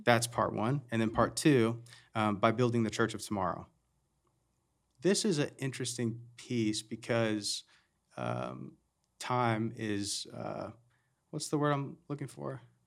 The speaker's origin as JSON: {"language": "English", "country": "United States", "said": "We're all American"}